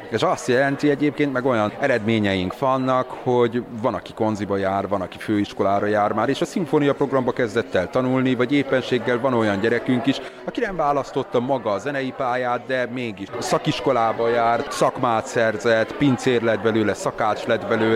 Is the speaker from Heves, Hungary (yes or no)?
yes; Heves, Hungary; also born or lived in Budapest; Én azért költöztem haza, mert én úgy gondoltam, hogy mindig Heves megyébe fogom megtalálni azt, amit a jó isten nekem szánt